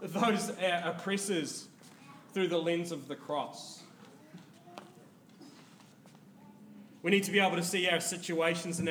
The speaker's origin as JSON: {"language": "English", "country": "New Zealand", "said": "as a New Zealander"}